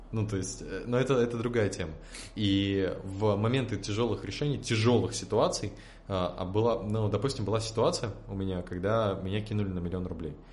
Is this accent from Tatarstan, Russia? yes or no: yes; Tatarstan, Russia; Я из Республики Татарстан, и там дают две золотые медали.